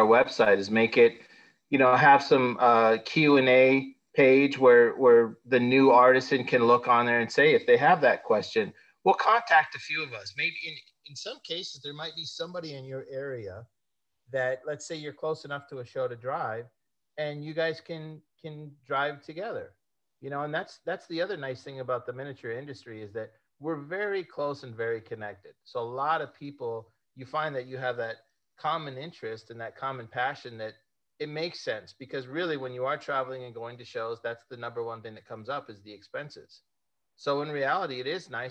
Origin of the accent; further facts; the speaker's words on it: Las Vegas, Nevada, United States; Las Vegas is my hometown.